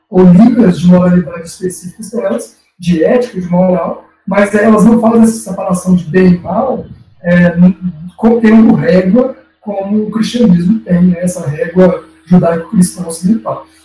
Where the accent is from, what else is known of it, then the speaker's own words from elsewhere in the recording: Goiânia, Goiás, Brazil; eu particularmente morava em Goiânia na época, né, eu sou goianiense, estava na, na, minha adolescência, eu na escola